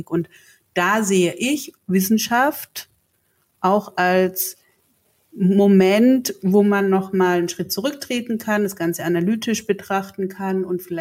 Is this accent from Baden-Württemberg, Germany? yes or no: yes; Baden-Württemberg, Germany; accent: Swabian; Ich komme ja auch aus dem Süden und habe damals gab es noch SDR 3 mit äh, 16, 17 ein im besten Schwäbisch gesprochenen ein Tape geschickt